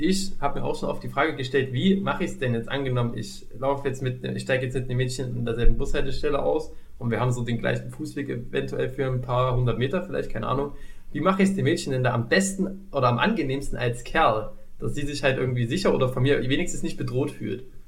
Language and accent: German; East Germany, Germany; ich bin ja ein Kind des Ostens